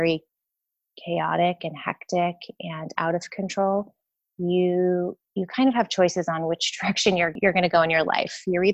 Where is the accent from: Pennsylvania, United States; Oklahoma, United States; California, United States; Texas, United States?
California, United States; San Diego; I'm from San Diego, born and raised